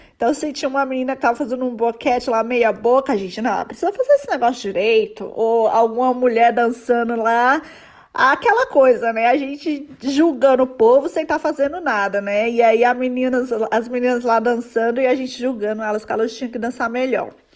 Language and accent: Portuguese; São Paulo, Brazil; now in London, United Kingdom; eu moro em Londres hoje, mas morei, sou de São Paulo